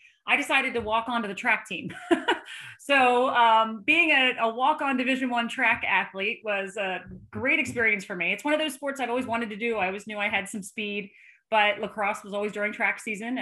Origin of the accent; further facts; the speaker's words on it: outside of Philadelphia, Pennsylvania, United States; I was born and raised outside of Philadelphia